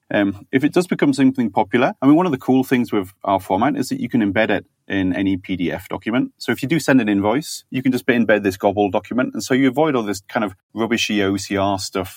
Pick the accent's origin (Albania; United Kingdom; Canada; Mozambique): United Kingdom; Yorkshire and the Humber; I'm from Yorkshire